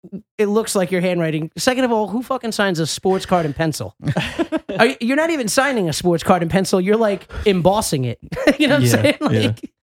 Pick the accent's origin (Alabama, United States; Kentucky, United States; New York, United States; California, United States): New York, United States; born or raised there; moved away